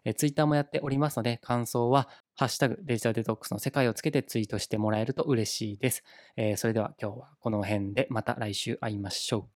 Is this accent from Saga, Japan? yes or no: yes; Saga, Japan; also born or lived in Yamaguchi Prefecture; now in Yamaguchi, Japan; 僕はですね、あの地元の佐賀県には帰らずですね、今住んでいる山口県に滞在して